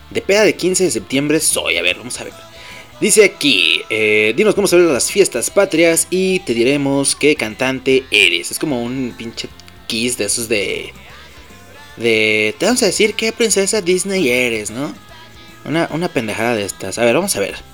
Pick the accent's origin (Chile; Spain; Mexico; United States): Mexico; somos mexicanos y estamos orgullosos de serlo.